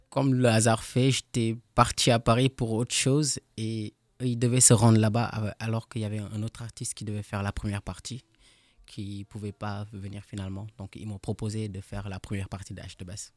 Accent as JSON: {"language": "French", "country": "Senegal", "moved": "yes", "lives_now": "Strasbourg, France", "said": "je suis sénégalais"}